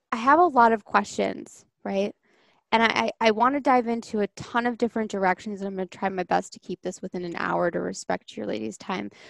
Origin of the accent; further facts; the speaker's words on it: Long Island, New York, United States; now in Connecticut, United States; Um, and you guys know I'm from Long Island and I live in Connecticut now.